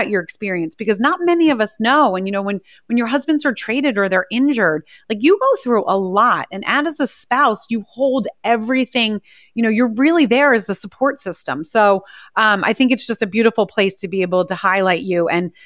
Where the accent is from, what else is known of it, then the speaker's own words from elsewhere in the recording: right outside of Philadelphia, Pennsylvania, United States; I grew up right outside of Philadelphia